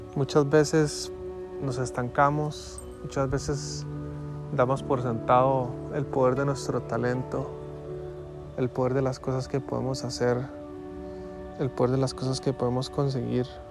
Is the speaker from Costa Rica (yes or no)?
yes; Costa Rica; Yo soy de Costa Rica